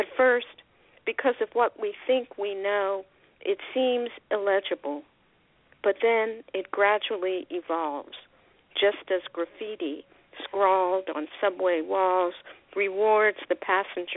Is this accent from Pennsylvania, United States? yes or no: yes; Philadelphia, Pennsylvania, United States; now in Laguna Niguel, United States; I'm from Philadelphia originally, but I don't live there. I haven't lived there for a long time